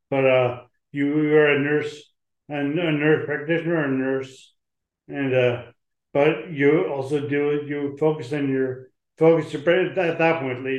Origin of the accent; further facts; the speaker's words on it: Canada; I'm Canadian, I'm from Canada.